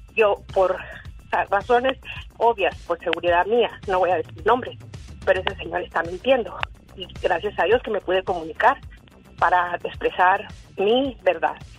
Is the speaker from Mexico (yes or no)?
yes; Hermosillo, Sonora, Mexico; now in Arizona, United States; Yo vivo en Arizona desde hace 20 años, soy ciudadana, pero soy de Hermosillo, igual que tú, soy sonorense